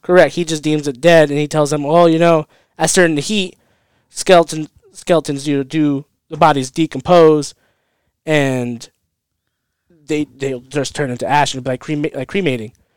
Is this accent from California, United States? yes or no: yes; California, United States; I'm from California